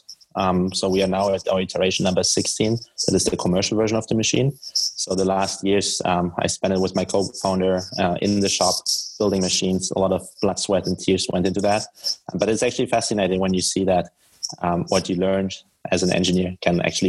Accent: Germany; English is a second language; moved away as an adult; also born or lived in Munich, Germany / Paris, France; now in Boston, United States; I'm originally from Germany. So if you wonder where my accent is from

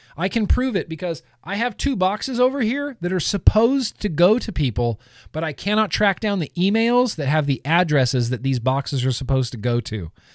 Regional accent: United States; now in Los Angeles, United States; growing up in Lake Tahoe

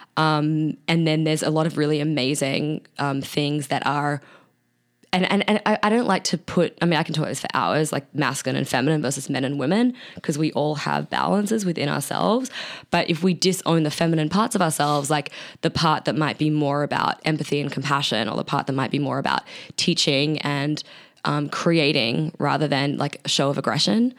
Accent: Australia; accent: Australian; my Australian accent

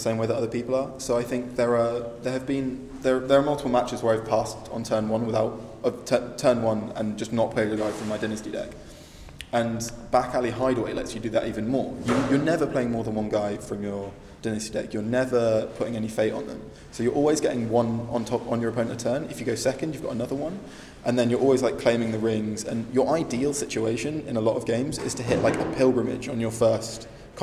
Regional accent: Nottingham, East Midlands, United Kingdom; I'm from Nottingham in England.

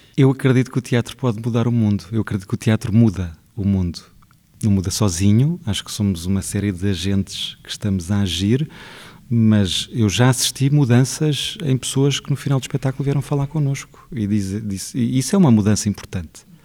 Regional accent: Portugal; o sítio de onde eu venho

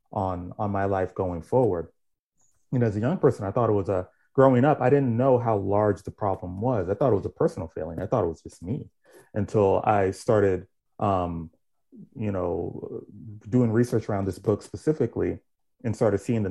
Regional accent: Miami, Florida, United States; I grew up in Miami, Florida.

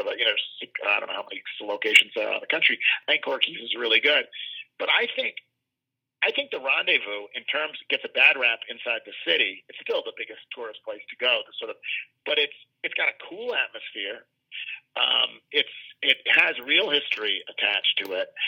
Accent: Buffalo, New York, United States; moved away as an adult; now in Memphis, United States; I come from Buffalo

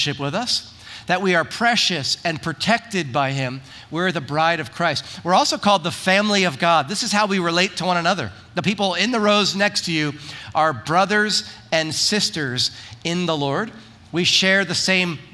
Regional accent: New Jersey, United States; now in Wildomar, United States; I'm from Jersey.

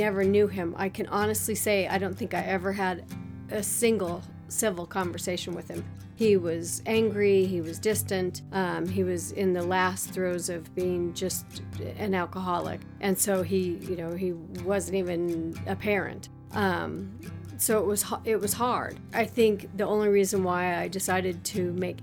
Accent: Littleton, Colorado, United States; A Colorado native. Doesn't happen very often. I grew up in Littleton, and actually, I guess it's called Greenwood Village now

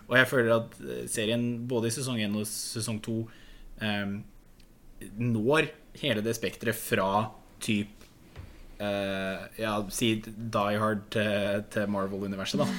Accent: Norway; jeg er fra Distrikts-Norge

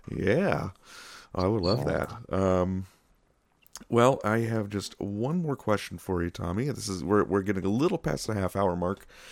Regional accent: Rochester, New York, United States; my hometown Kodak

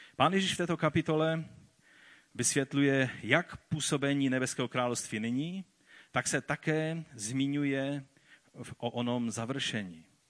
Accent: Czechia; tady u nás v Čechách a na Moravě

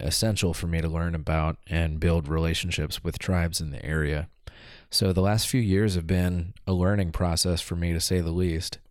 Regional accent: Southeast, United States; moved away as an adult; also born or lived in Kentucky; now in Oregon, United States; I grew up in the Southeast and went to school in the Southeast

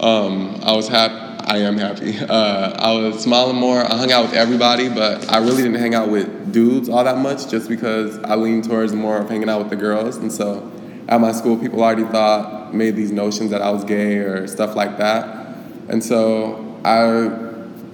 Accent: Glendale, Arizona, United States; I grew up in Glendale, of course, born and raised here

